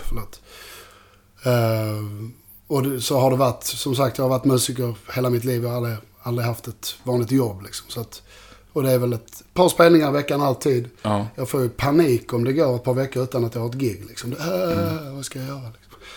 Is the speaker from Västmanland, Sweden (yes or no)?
no; Malmö, Skåne, Sweden; i Malmö där jag är ifrån